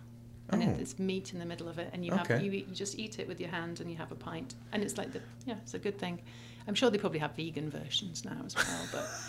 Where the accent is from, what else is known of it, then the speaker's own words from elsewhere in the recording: United Kingdom; I don't know anything about, I'm British, for goodness sake.